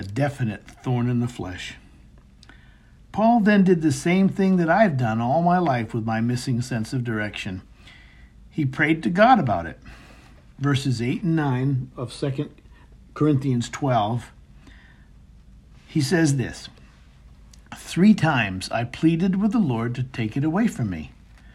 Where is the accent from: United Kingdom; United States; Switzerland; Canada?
United States; Maine; our home where I grew up in Maine